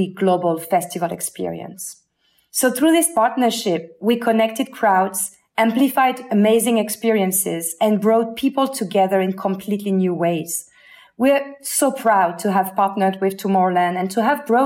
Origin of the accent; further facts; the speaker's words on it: Avignon, Provence-Alpes-Côte d'Azur, France; my hometown, Avignon